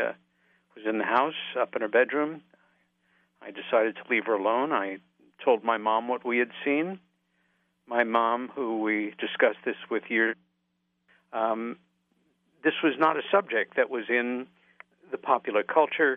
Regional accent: Long Island, New York, United States; the house that we grew up in on Long Island, about 30 miles east of New York City.

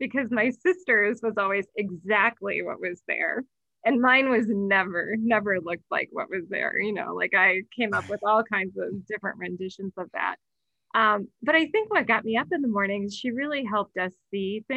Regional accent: Sheboygan, Wisconsin, United States; now in Boulder, United States; I was born in Sheboygan, Wisconsin, right along Lake Michigan. So my early days were really spent, along Lake Michigan

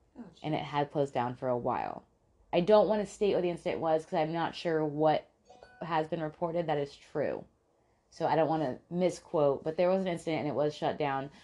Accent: Tampa, Florida, United States; when we grew up in Tampa

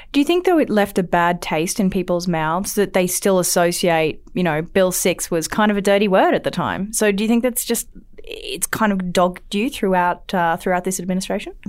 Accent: Australia; accent: Australian; now in Alberta, Canada

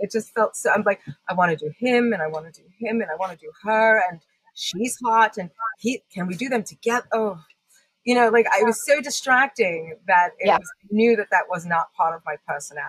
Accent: Long Island, New York, United States; accent: mix of Long Island and British; So it's interesting because my accent is this interesting mix of growing up on Long Island and enforcement with my British grandmother.

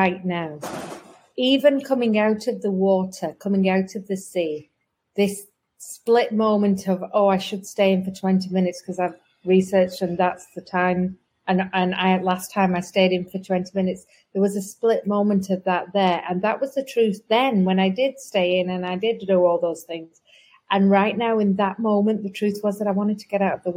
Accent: England, United Kingdom; I'm from England

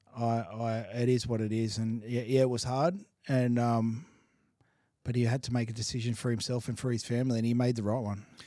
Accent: Sydney, New South Wales, Australia; growing up in Maruba and Sado

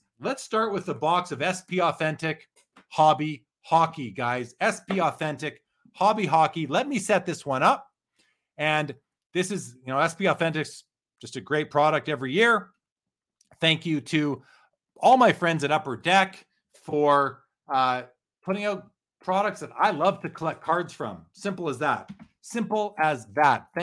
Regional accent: Winnipeg, Manitoba, Canada; When I was growing up in Winnipeg, I used my paper route money and bought my first little TV

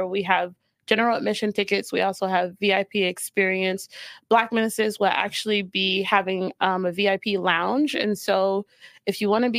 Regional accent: Fort Lauderdale, Florida, United States; moved away as an adult; now in Salt Lake City, United States; Growing up in Florida was tough

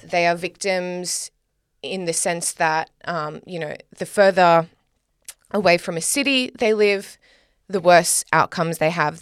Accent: Australia; I'm Australian

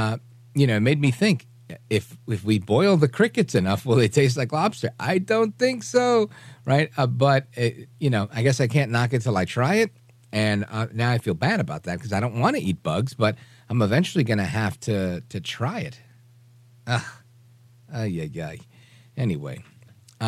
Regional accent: New York, United States; I'm from New York

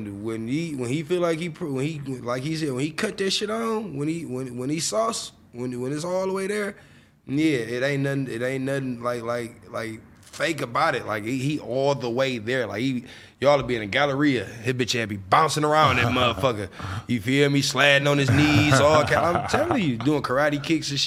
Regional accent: Detroit, Michigan, United States; I'm from Detroit

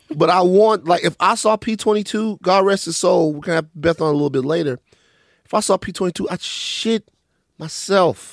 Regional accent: Maringouin, Louisiana, United States; Growing up in Maringouin, growing up in Louisiana

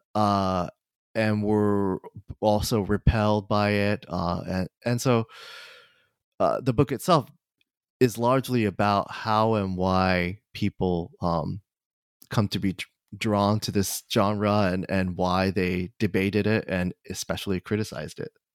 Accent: Kanagawa, Japan; moved away; I, uh, was born and raised in Kanagawa, uh, Japan, just south of Tokyo

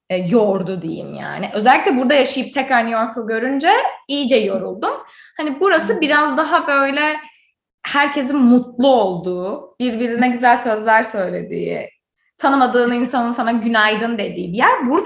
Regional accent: Izmir, Turkey; now in United States; Ben bir de İzmirli olarak

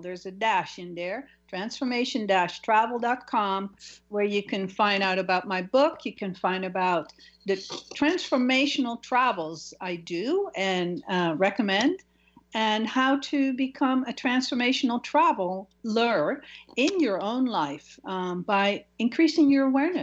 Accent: Netherlands; now in United States; my home country, from Holland. I was living in the U.S.

